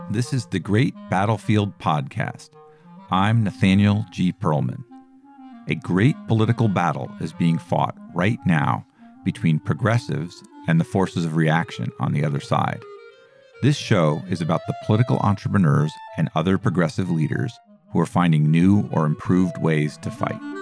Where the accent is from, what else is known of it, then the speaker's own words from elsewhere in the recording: Colorado, United States; I was from Colorado